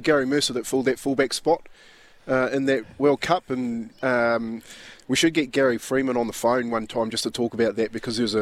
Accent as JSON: {"language": "English", "country": "New Zealand", "said": "I'm black, man. I'm a Kiwi"}